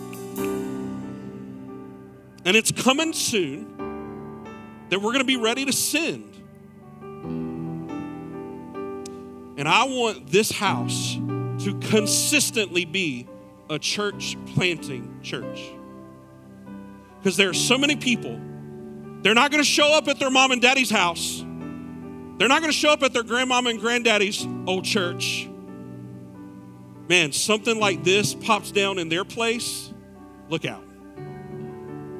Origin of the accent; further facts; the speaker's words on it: Clover, United States; moved away; my hometown of Clover